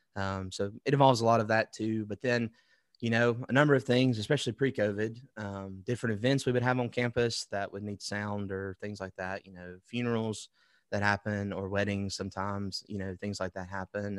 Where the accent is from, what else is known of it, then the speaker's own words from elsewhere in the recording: Wetumpka, Alabama, United States; I'm from Wetumpka, Alabama, which is outside of Montgomery, and my parents still live there